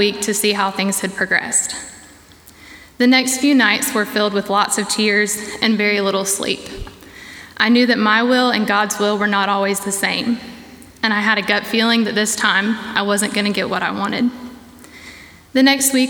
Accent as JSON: {"language": "English", "town": "Savannah", "region": "Georgia", "country": "United States", "moved": "as an adult", "lives_now": "Boiling Springs, United States", "said": "I'm originally from Savannah, Georgia"}